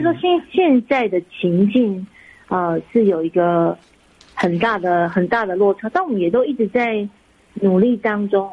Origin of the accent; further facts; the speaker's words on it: Taiwan; 我们都是台湾长大的一个，呃孩子